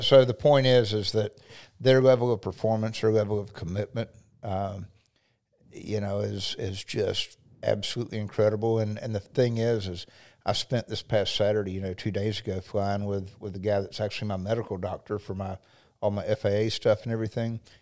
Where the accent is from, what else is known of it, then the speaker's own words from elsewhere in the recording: Highland City, Florida, United States; I grew up in South Lake on Highland City area